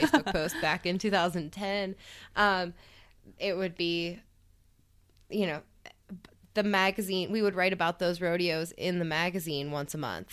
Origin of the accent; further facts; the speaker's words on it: East Coast, United States; I'm from the East Coast